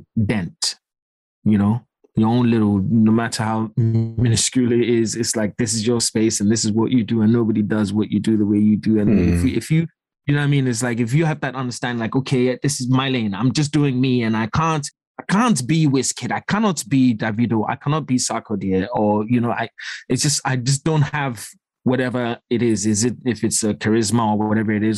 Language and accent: English; Accra, Greater Accra, Ghana; also born or lived in East London, United Kingdom; now in United Kingdom; growing up in Accra